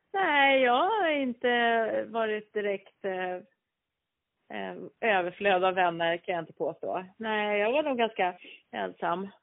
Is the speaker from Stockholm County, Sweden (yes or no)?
yes; Stockholm, Stockholm County, Sweden; born or raised there